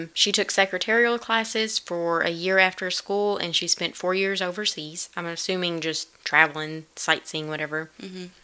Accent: United States; because I'm American

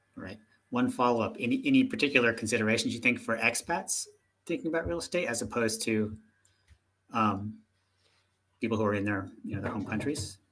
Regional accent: United States; moved away; being an American

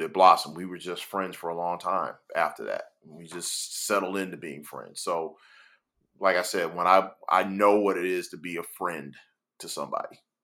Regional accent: Miami, Florida, United States; also born or lived in Gainesville, Florida; growing up in Miami, Florida

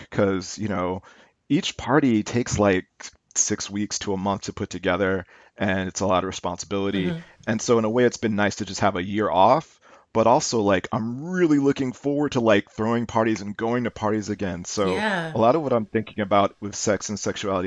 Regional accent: St. Louis, Missouri, United States; I'm born and raised in St. Louis, Missouri.

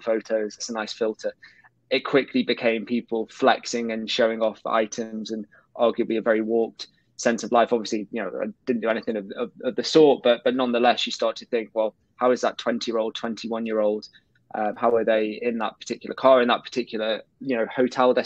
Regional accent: Colwyn Bay, Wales, United Kingdom; I grew up in North Wales, in a small town called Colwyn Bay.

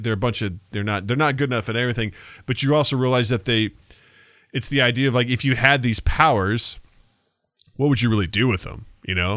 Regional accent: United States; our perspective as Americans

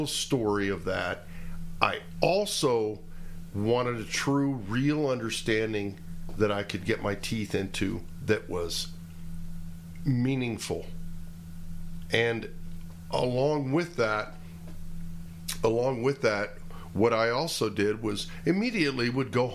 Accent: United States; I'm American

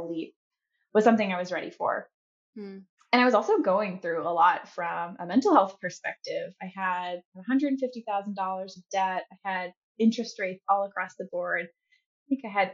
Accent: Chicago, Illinois, United States; moved away as an adult; also born or lived in North Carolina; now in San Francisco, United States; I'm from Chicago. I love the Midwest, although I've been in San Francisco for about 6 years now.

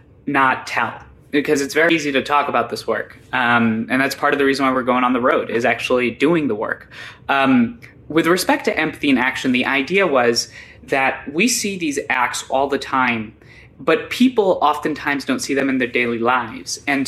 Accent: New Brunswick, New Jersey, United States; born there; So I was born in New Brunswick, New Jersey. I My parents had immigrated in 1997 to the United States. I was born in 1998.

